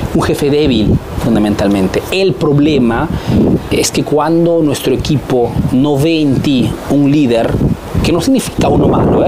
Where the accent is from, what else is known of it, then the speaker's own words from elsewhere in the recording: Peru; now in Italy; soy un emprendedor peruano que vive, hace negocios en Italia, en Europa principalmente